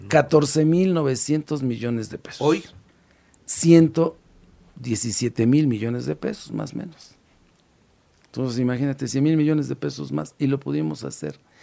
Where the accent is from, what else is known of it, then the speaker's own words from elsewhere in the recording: Tecamachalco, Puebla, Mexico; Yo crecí en Tecamachalco